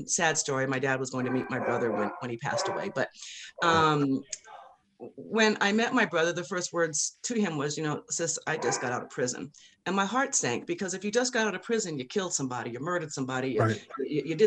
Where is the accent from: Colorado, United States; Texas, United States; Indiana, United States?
Colorado, United States; growing up in Colorado